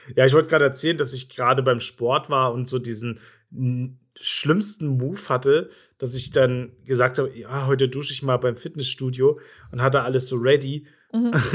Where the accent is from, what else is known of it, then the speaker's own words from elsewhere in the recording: Bavaria, Germany; accent: Bavarian; also born or lived in eastern Germany; nachdem ich ein paar Jahre in Bayern gewohnt habe, also sagen wir so acht Jahre oder sowas, bin ich in, als Jugendlicher oder sechs Jahre, bin ich wieder in den Osten